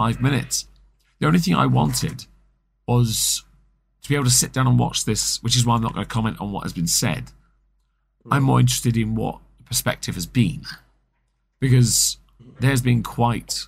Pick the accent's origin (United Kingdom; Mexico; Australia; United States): United Kingdom; England; I'm English